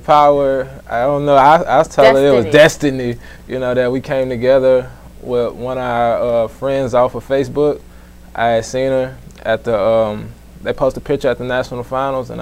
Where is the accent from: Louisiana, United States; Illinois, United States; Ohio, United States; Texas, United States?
Texas, United States; Houston; I'm actually from Houston, Texas. I was born and raised here